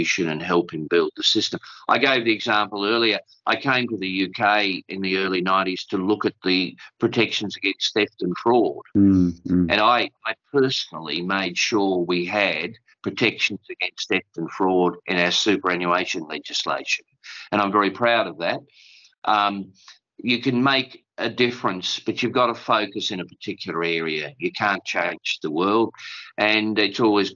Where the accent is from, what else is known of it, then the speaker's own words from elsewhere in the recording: Tasmania, Australia; also born or lived in Kingston upon Thames, England; I'm a modest Australian, a modest Tasmanian